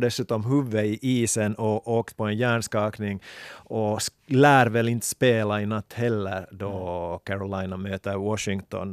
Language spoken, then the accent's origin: Swedish; Finland; här också hemma i Finland